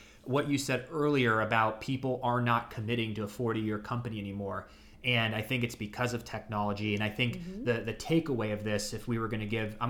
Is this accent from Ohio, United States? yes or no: yes; Ashtabula, Ohio, United States; born or raised there